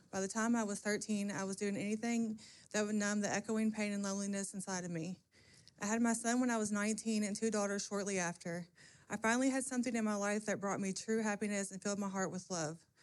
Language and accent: English; Calhoun, Kentucky, United States; I'm from Calhoun, Kentucky.